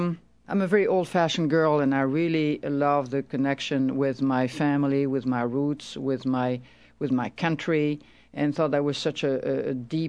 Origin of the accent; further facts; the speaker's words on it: Toulouse, Occitania, France; moved away; I was born in Toulouse, which is the Languedoc area.